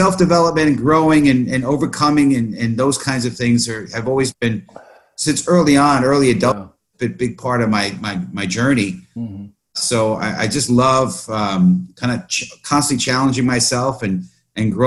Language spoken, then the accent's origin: English; New York City, New York, United States; I born and raised in the Bronx